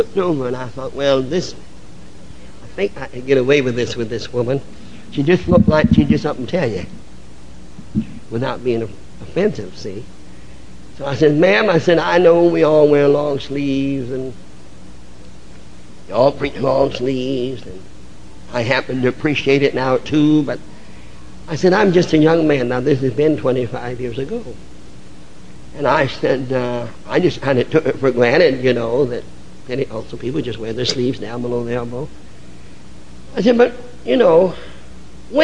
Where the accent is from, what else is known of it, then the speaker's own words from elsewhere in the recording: the North, United States; I come from the North. Northern churches in general were never what we call holiness minded.